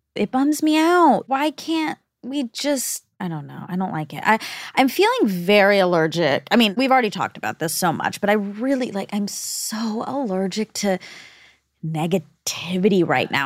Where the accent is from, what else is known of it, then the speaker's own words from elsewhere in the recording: United States; also born or lived in India (ancestry); I'm both American and Indian.